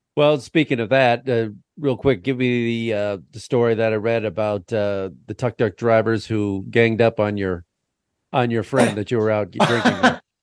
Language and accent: English; United States; as an American in Vietnam.